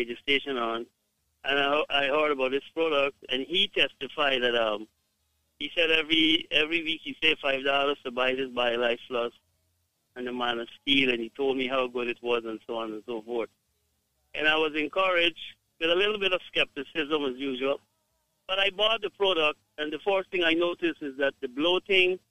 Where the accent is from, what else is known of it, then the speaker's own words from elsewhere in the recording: Guyana; I am from Guyana, but I have my wife is from Jamaica